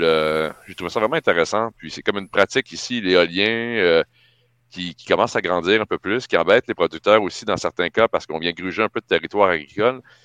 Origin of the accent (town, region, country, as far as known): Quebec, Canada